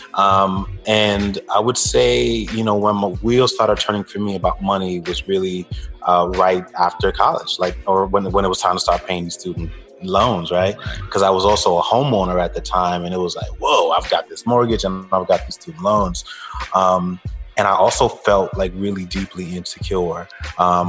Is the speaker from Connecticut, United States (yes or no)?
no; New York, United States; also born or lived in Jamaica; now in Atlanta, United States; I'm originally from Brooklyn, New York, by way of Jamaica